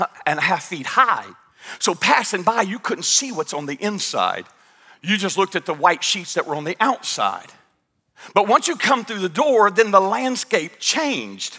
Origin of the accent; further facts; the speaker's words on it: United States; I'm from Stewart County